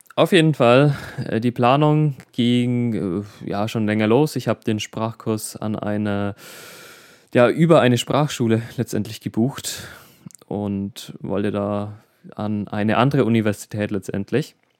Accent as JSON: {"language": "German", "area": "Middle Franconia", "region": "Bavaria", "country": "Germany", "said": "bei uns in Bayern, beziehungsweise im Regierungsbezirk Mittelfranken"}